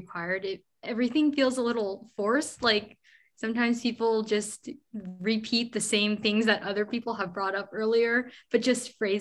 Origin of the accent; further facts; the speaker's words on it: Seattle, Washington, United States; also born or lived in Jiangxi, China; I'm from Seattle, Washington, and I'm living in Seattle, Washington, but I'm originally from Jiangxi province